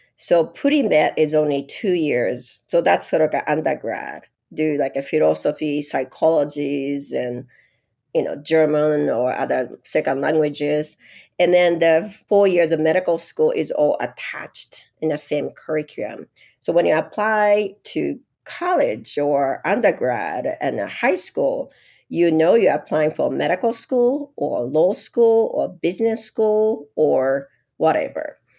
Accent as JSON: {"language": "English", "town": "Yokosuka", "region": "Kanagawa", "country": "Japan", "tie": "born or raised there", "also_born_or_lived": "Los Angeles, United States", "second_language": "English", "moved": "as an adult", "lives_now": "Utah, United States", "said": "I was born in Japan, a place is called Yokosuka, which is a little south of Tokyo"}